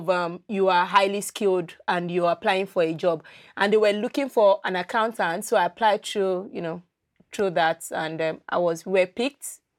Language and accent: English; Lagos, Nigeria; moved away as an adult; now in Nova Scotia, Canada; I grew up in Lagos. I lived all my life in Lagos.